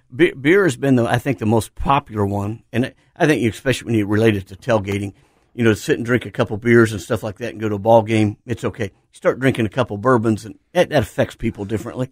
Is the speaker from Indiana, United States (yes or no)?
yes; Indiana, United States; moved away; in my hometown, there's this place called Ivanhoe's